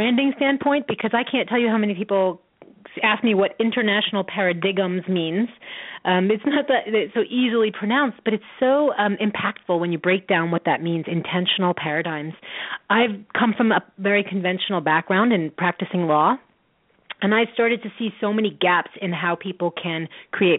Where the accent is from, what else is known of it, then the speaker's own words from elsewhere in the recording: New York, United States; now in Oregon, United States; I'm from New York